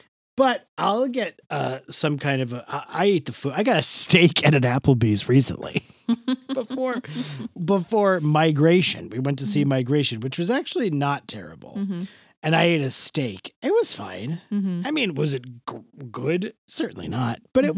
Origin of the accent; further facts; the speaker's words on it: New York City, New York, United States; I've never been to a Sizzler. I grew up in New York City.